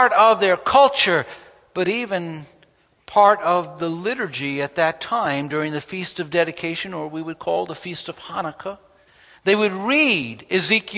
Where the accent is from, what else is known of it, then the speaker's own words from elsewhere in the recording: New York, United States; When I grew up in New York, I attended a grammar